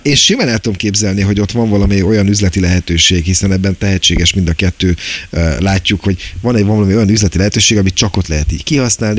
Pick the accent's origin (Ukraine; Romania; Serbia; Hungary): Hungary; Pécs, Baranya; moved away as an adult; now in Budapest, Hungary; Pécsi vagyok eredetileg, huszonnyolc éves koromig ott laktam